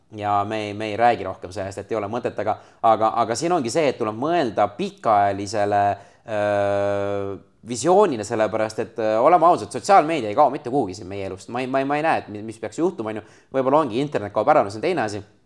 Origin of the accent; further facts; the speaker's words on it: Estonia; ma olen Eestist